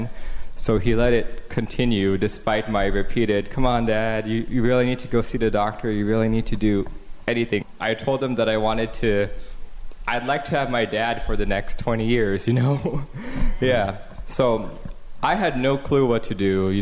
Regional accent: Taipei, Taiwan; moved away as an adult; I was born and raised in Taipei, Taiwan, and I came over here for college in about 2003

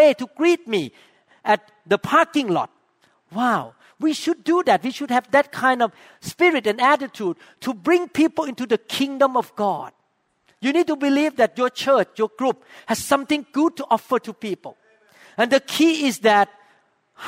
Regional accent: Thailand; accent: Thai; English is a second language; now in Seattle, United States; my accent too

